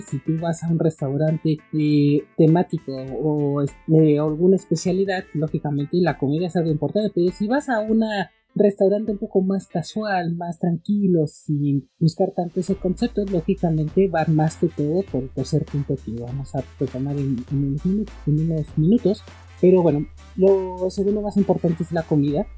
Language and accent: Spanish; Mexico; aquí en México, en mi país